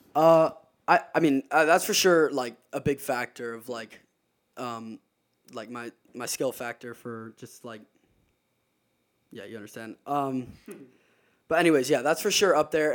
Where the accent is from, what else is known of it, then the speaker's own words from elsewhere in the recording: Charleston, South Carolina, United States; I'm from Charleston, South Carolina